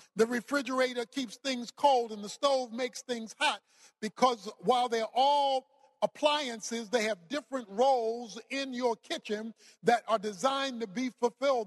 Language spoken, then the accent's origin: English; Baltimore, Maryland, United States; I was raised in Baltimore, Maryland